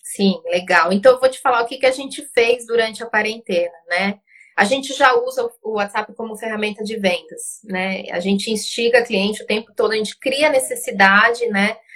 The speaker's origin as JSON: {"language": "Portuguese", "country": "Uruguay", "second_language": "Portuguese", "moved": "yes", "lives_now": "Brazil", "said": "eu sou uruguaia"}